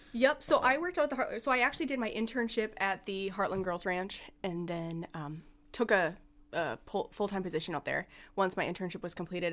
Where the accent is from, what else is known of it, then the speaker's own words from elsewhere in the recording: Alexandria, Minnesota, United States; moved away as an adult; now in Morris, United States; I am originally from Alexandria, and I moved to Morris for college.